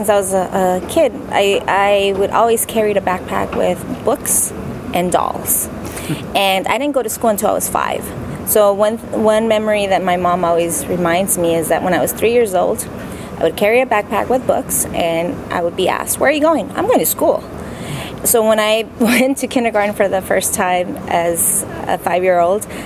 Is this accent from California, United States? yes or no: yes; Compton, California, United States; also born or lived in Torrance, California; I was born in Torrance, California, but originally I grew up in Compton, California.